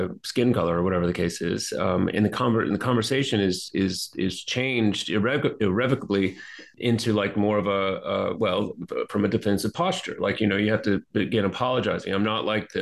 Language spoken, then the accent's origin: English; Deep South, United States; now in South Carolina, United States; I grew up in the Deep South